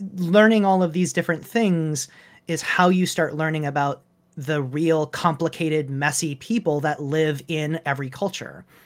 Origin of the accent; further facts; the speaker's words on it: Michigan, United States; I grew up in Michigan